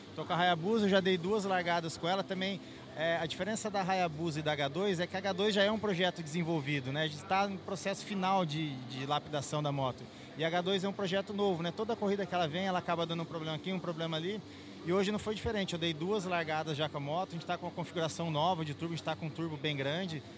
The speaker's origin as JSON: {"language": "Portuguese", "town": "Marília", "region": "São Paulo", "country": "Brazil", "said": "eu sou de Marília, né, interior de São Paulo"}